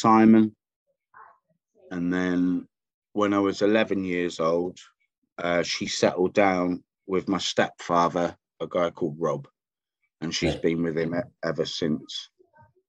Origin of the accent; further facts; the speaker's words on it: Wells, South West England, United Kingdom; also born or lived in Bristol; So I got born in Bristol. And then I grew up in Somerset, in a small town called Wells.